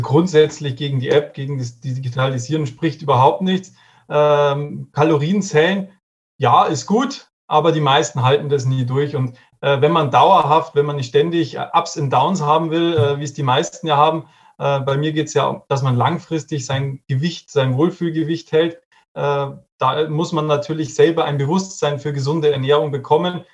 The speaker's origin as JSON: {"language": "German", "town": "Regensburg", "region": "Bavaria", "country": "Germany", "said": "Ich komme aus Regensburg"}